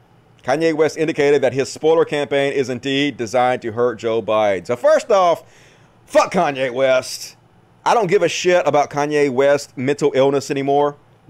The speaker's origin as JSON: {"language": "English", "country": "Bosnia & Herzegovina", "said": "I'm from Bosnia. My aunt and uncle live in Serbia, and my uncle has the virus."}